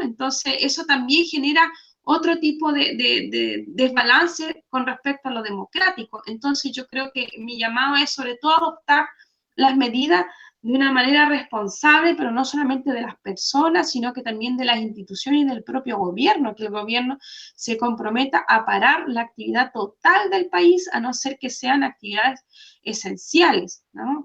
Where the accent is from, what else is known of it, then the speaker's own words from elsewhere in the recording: Chile; moved away; como chilenos